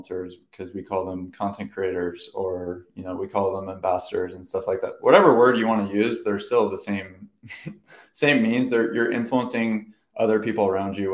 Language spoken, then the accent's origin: English; Orange County, California, United States; I'm from Orange County